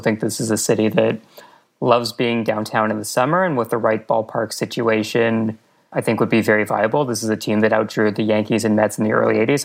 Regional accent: Montreal, Quebec, Canada; I grew up in Montreal

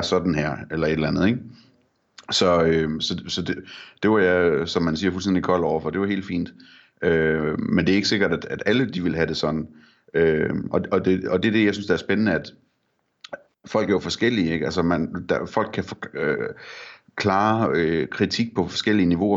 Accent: Vendsyssel, North Denmark Region, Denmark; jeg er fra Vendsyssel

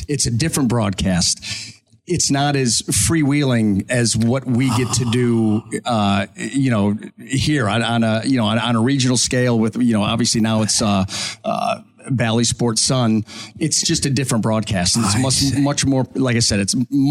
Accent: Ohio, United States; growing up in Ohio

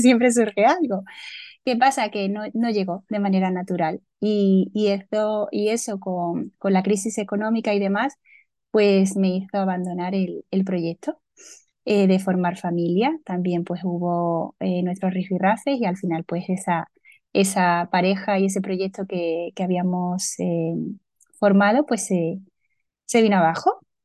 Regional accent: a small village in Córdoba, Andalusia, Spain; now in Seville, Spain; soy del sur de España. Eh, nací en un pueblecito de Córdoba

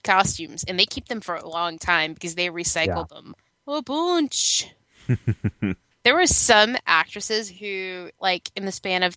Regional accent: Connecticut, United States; moved away as an adult; I grew up in Connecticut

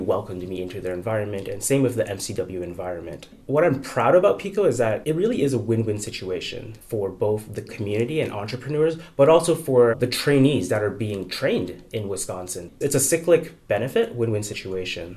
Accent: Canada; moved away as an adult; now in United States; So I'm new to the US, I'm Canadian

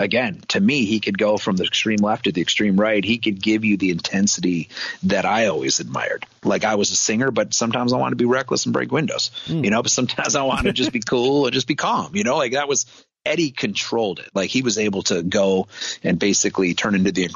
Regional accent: Michigan, United States; I grew up in Michigan

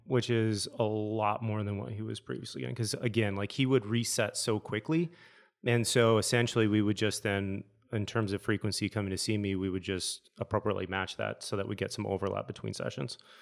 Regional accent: Michigan, United States; moved away; I'm from Michigan, so we jump off bridges into rivers

